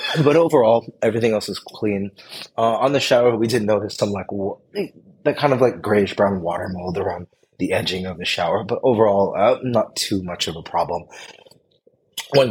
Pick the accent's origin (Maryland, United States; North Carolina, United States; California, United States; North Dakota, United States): California, United States; the Bay Area; I come from the Bay where I don't always attempt to drink the tap